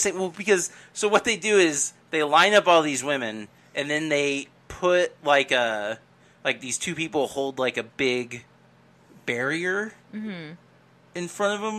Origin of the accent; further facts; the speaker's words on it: United States; I'm an American